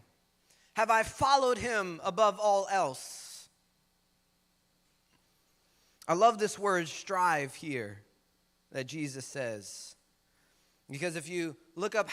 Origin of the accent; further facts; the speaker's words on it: United States; We in Sunset right now. I grew up in Sunset most of my days